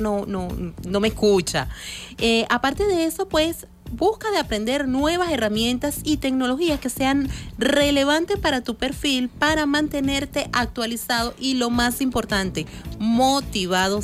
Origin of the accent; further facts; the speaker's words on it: Venezuela; somos venezolanos